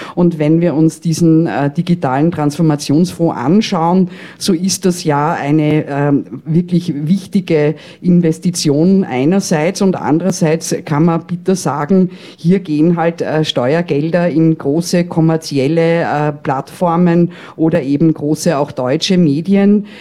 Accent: Vienna, Austria; ich bin ja Wienerin

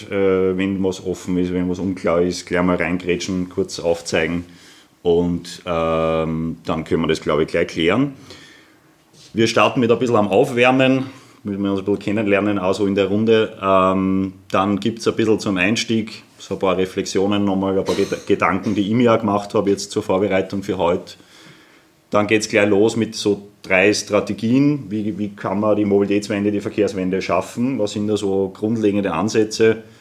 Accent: Lower Austria, Austria; Äh, ich komme aus der Wachau ursprünglich und für mich hat die Welt so ein bisschen aufgehört, äh, am Bernkopf quasi zum Langlaufen.

